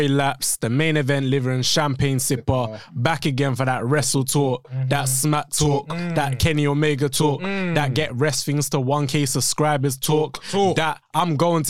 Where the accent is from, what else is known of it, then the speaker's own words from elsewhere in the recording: London, United Kingdom; I'm from West.